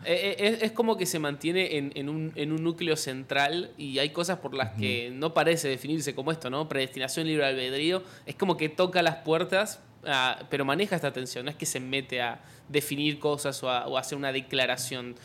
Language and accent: Spanish; Argentina; yo soy youtuber argentino